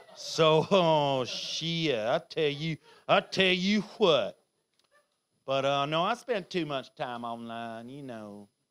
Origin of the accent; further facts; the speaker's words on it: Canada; moved away; they moved to Canada before I was fucking born there